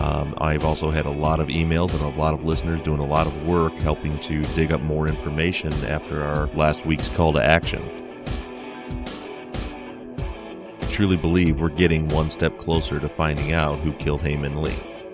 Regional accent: Melbourne, Victoria, Australia; now in London, United Kingdom; living for the last 6 years in London, I'm from Melbourne, Australia

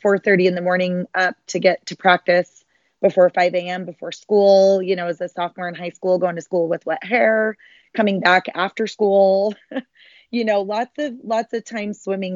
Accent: Sandy, Utah, United States; I was born and raised in Salt Lake City, um, a little suburb of Salt Lake City called Sandy

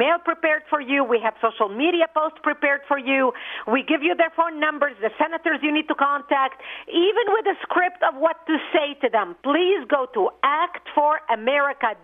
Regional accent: Lebanon; now in United States; I immigrated from Lebanon.

